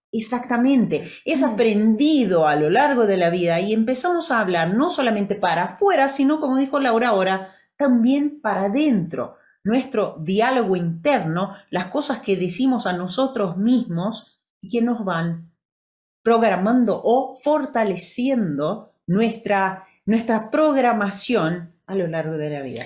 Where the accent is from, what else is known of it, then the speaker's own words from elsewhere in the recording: Brazil; first language Portuguese; Spanish is a second language; yo soy brasilera, mm, viví en Brasil, crecí en Brasil